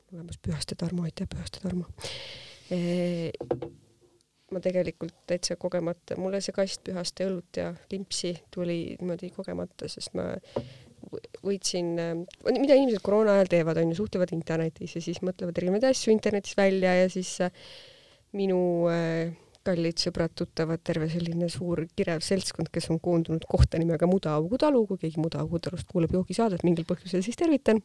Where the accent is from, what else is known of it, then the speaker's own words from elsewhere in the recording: South Estonia, Estonia; mina olen Ladina-Eestist